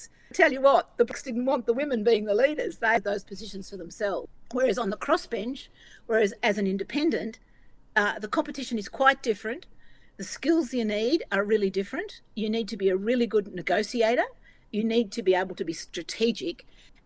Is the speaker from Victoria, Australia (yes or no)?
yes; Northeast Victoria, Australia; I come from Northeast Victoria, which is a rural electorate